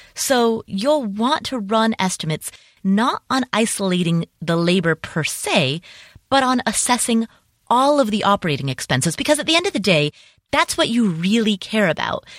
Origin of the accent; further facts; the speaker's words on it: Cincinnati, Ohio, United States; moved away; also born or lived in Atlanta / Las Vegas; my hometown, Cincinnati